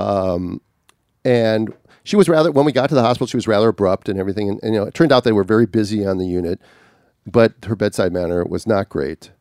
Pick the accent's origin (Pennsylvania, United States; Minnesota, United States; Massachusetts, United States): Minnesota, United States; growing up in Minnesota, even though I was in a suburb of a big city